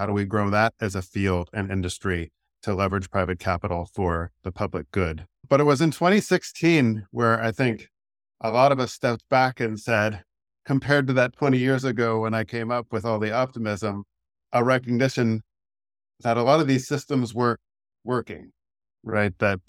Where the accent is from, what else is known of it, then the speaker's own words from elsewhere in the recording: Cincinnati, Ohio, United States; I grew up in Cincinnati, Ohio, the son of Catholic school teachers.